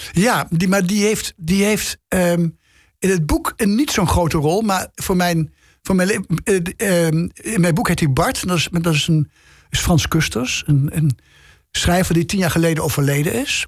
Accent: Nijmegen, Gelderland, Netherlands; moved away as an adult; also born or lived in Amsterdam; dat Nijmegen, waar ik ben geboren, waar ik ben opgegroeid, gepubert heb, even gestudeerd heb.

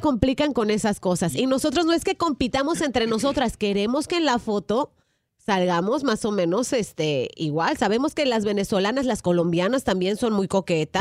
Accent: Mexico; yo soy mexicana

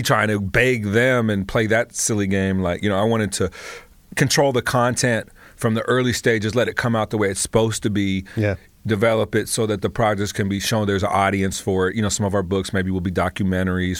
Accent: Los Angeles, California, United States; born and raised in Los Angeles, proud to be from the Crenshaw district

